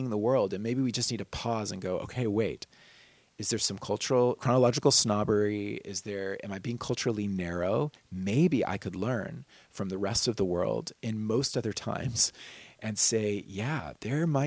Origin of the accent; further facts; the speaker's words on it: United States; as an American kid growing up